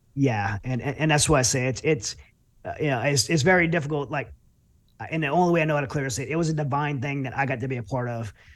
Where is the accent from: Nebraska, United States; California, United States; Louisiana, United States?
Louisiana, United States; now in Texas, United States; I grew up in Louisiana